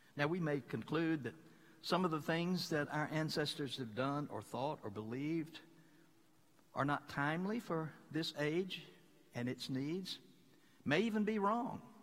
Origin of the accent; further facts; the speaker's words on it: Mississippi, United States; moved away; I come from the most beloved state in the whole Union